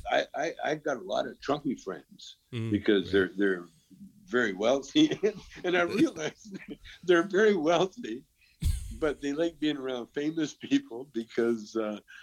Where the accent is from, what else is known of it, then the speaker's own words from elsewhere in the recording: Calgary, Alberta, Canada; moved away; also born or lived in Vancouver / Edmonton; I was from Calgary